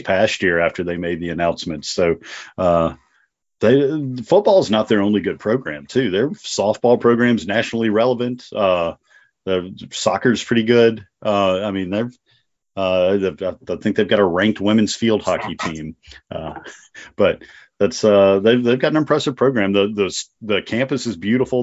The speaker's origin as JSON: {"language": "English", "region": "North Dakota", "country": "United States", "moved": "yes", "said": "I'm originally from North Dakota"}